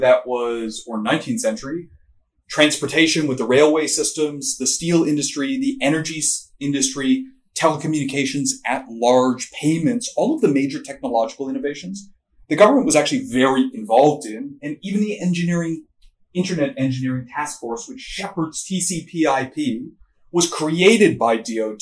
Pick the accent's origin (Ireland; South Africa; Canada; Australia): Canada; I'm Canadian